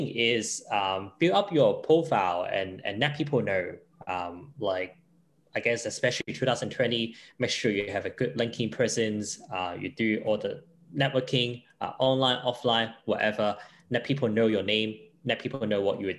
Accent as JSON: {"language": "English", "country": "Hong Kong", "second_language": "English", "moved": "as an adult", "lives_now": "Brisbane, Australia", "said": "I was from Hong Kong"}